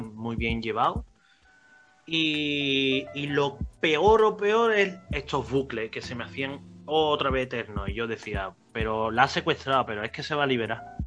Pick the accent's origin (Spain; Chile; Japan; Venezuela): Spain; Cádiz, Andalusia; el barco que va a Cádiz, que vienen aquí a, mi tierra